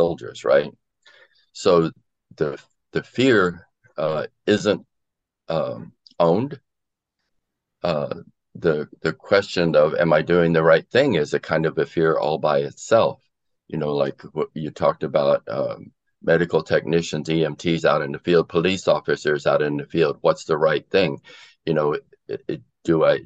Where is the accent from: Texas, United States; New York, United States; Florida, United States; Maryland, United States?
Florida, United States; I grew up in Florida, where I was in high school during the Cuban Missile Crisis.